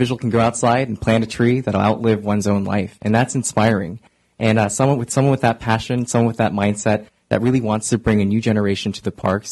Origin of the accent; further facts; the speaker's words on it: Oakland, California, United States; I volunteer in my hometown of East Oakland